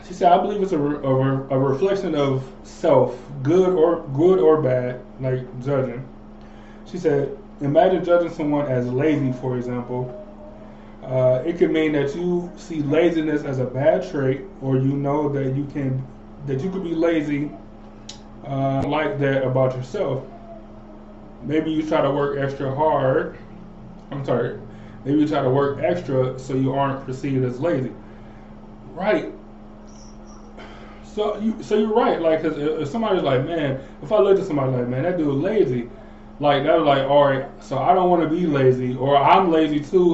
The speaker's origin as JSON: {"language": "English", "town": "Cleveland", "region": "Ohio", "country": "United States", "said": "I was from Cleveland"}